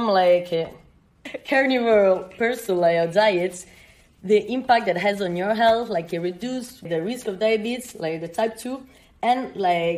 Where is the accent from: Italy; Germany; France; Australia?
Italy; now in Portugal; I'm from Italy